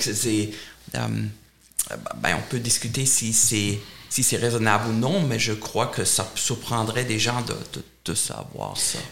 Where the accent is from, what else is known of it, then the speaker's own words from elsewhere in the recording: Germany; accent: German; French is a second language; moved away; j'ai un accent allemand, donc je suis allemand